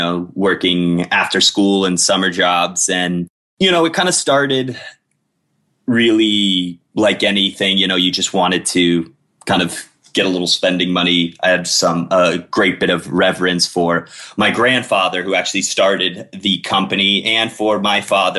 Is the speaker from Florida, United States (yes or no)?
yes; Miami, Florida, United States; also born or lived in Colorado; I'm Miami born and raised